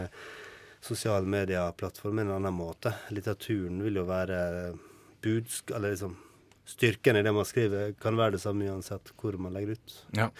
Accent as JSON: {"language": "Norwegian", "town": "Ålesund", "region": "Møre og Romsdal", "country": "Norway", "tie": "born or raised there", "said": "jeg vokste opp i Ålesund"}